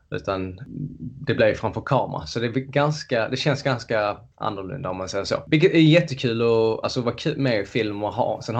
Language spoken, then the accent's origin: Swedish; Löddeköpinge, Skåne, Sweden; moved away as an adult; also born or lived in Malmö; now in London, United Kingdom; som ni hör så är jag född i, i Sverige, i Skåne i, utanför Lund kan man säga, Löddeköpinge, eller ännu mindre eh, ett ställe som är mindre än Löddeköpinge. Liten